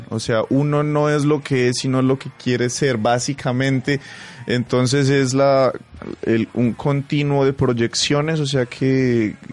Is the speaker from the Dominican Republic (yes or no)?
no; Pasto, Nariño, Colombia; Síganme en las redes sociales como arroba …, pues porque soy pastuso.